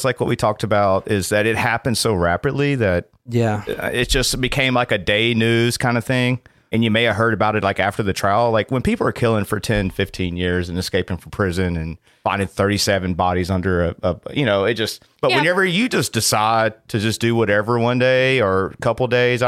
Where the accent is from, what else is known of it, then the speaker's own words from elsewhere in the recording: Greenville, Mississippi, United States; moved away; I grew up in Mississippi